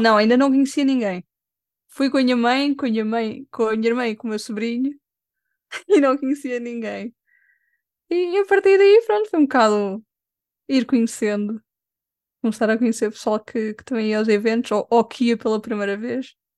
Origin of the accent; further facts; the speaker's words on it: Lisbon, Portugal; Sou de Lisboa.